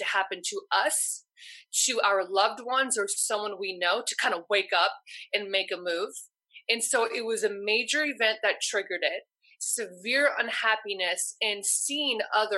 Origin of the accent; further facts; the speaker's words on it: Los Angeles, California, United States; I was from Los Angeles